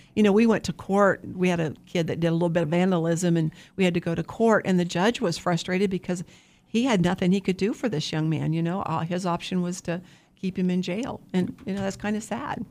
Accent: Wichita, Kansas, United States; I'm from Wichita.

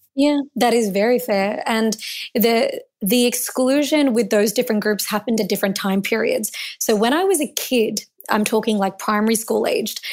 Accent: Melbourne, Victoria, Australia; I was born in Melbourne, and I was born to Indian immigrants

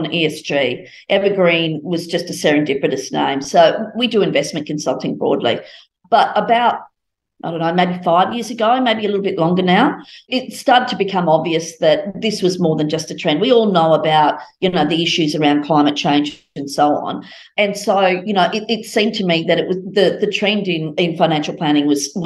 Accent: Brisbane, Queensland, Australia; I grew up in Brisbane

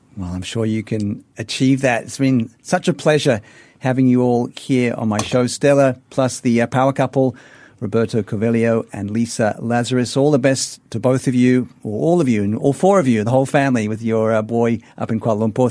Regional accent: Sydney, New South Wales, Australia; Sydney, my hometown.

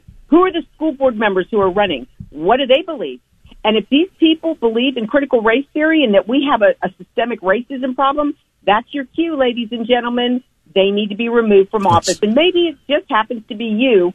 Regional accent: United States; We, as American Christians

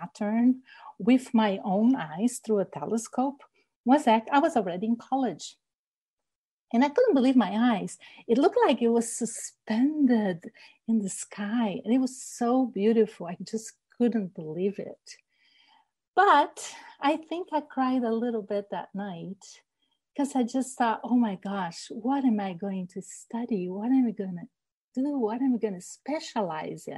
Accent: Rio de Janeiro, Brazil; now in Washington, United States; I grew up in Rio de Janeiro, Brazil

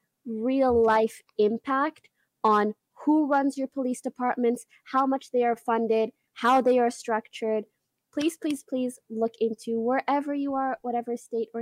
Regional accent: Canada; now in United States; I'm Canadian and I only have a visa

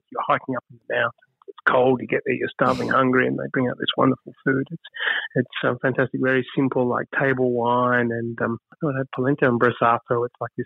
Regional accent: Australia; as an Australian

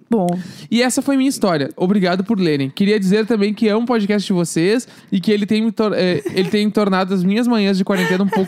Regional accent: Rio de Janeiro, Brazil; Bom, sou do Rio de Janeiro, mais precisamente no Meyer.

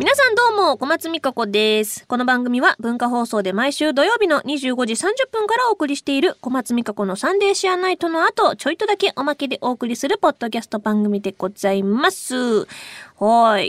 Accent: Kuwana, Mie, Japan; moved away; 本当に自分の地元の方なので

